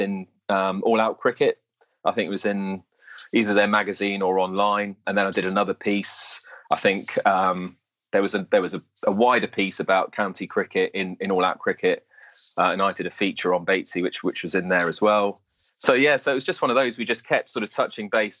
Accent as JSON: {"language": "English", "country": "Jersey", "tie": "born or raised there", "moved": "yes", "lives_now": "Hampshire, United Kingdom", "said": "I grew up in Jersey, so I had no real home county as such. But Hampshire is definitely home now."}